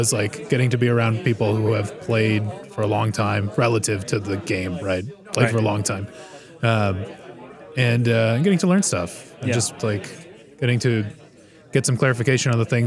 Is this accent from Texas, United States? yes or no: no; Boston, Massachusetts, United States; I come from Boston